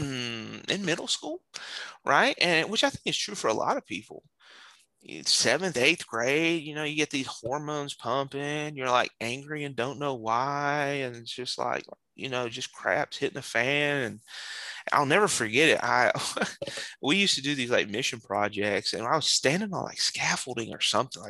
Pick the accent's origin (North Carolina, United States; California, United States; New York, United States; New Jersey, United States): North Carolina, United States; also born or lived in Pennsylvania; in the fifth grade, I moved from Pennsylvania to North Carolina